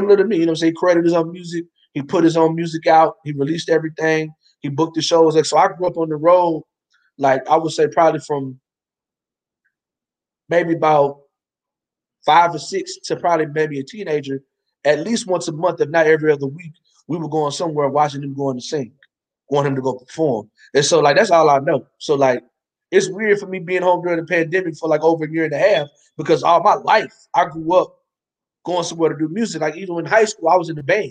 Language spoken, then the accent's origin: English; Ardmore, United States; Ardmore, my hometown